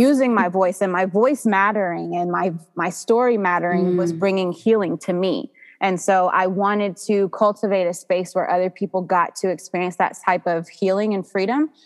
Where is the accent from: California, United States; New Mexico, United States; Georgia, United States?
Georgia, United States; also born or lived in New Jersey; I am 32 years old. I was born in New Jersey, but I have been here in Georgia almost 30 years. So this is wow. this is home for me